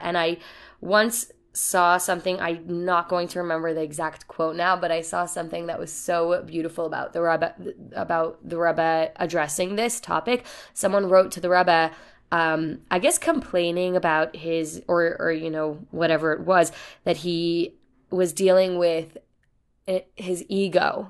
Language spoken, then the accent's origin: English; New York City, New York, United States; I'm from the Bronx